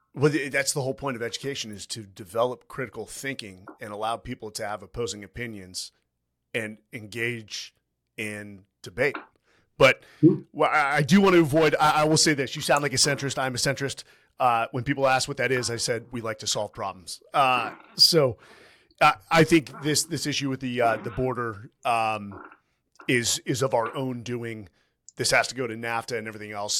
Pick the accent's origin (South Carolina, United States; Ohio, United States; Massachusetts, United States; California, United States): California, United States; Southern; Southern California, which is my home state